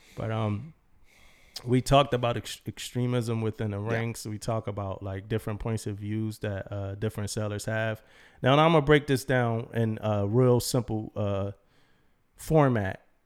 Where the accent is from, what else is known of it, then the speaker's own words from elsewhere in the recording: Philadelphia, Pennsylvania, United States; moved away; I'm from Philly